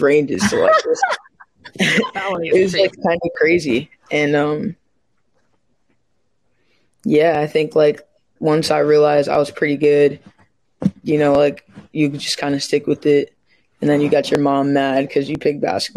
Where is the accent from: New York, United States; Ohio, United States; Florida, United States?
New York, United States; New York City; I'm from New York. I'm from the Bronx.